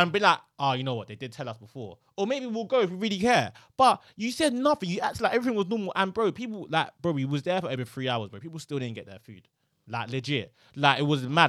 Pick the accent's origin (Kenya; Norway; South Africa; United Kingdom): United Kingdom; London; also born or lived in Nigeria; I'm from London